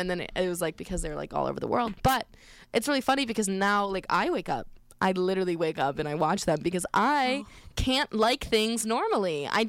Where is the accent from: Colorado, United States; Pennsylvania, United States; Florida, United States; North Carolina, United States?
Colorado, United States; now in East Coast, United States; because I'm like from the West and I'm on the East Coast now. It is so weird. It's so weird. And then it like takes like some getting to know, and then like sometimes I'll go back to like Colorado